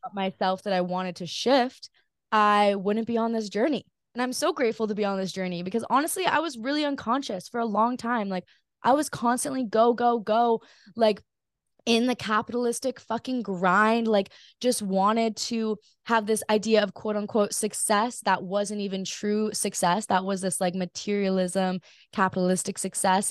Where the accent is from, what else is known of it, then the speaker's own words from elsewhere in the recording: Hawaii, United States; growing up in Hawaii